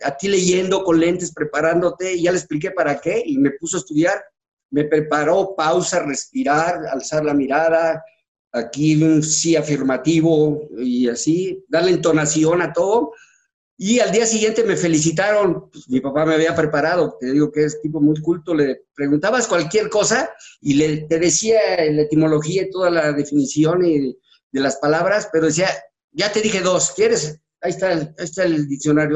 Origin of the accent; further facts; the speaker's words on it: Mexico City, Mexico; also born or lived in Acapulco, Guerrero / Ometepec, Guerrero; yo nací en la Ciudad de México. Entonces mi papá compró la casa que actualmente estás viendo aquí tu casa, y me vine a vivir con mi mamá porque yo estaba chico, entonces aquí me metieron desde tercero de primaria hasta la fecha